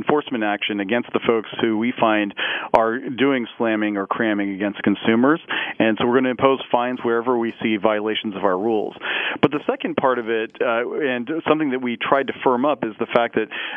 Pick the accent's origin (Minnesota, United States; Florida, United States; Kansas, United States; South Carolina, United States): Kansas, United States; Parsons; moved away; my hometown of Parsons, Kansas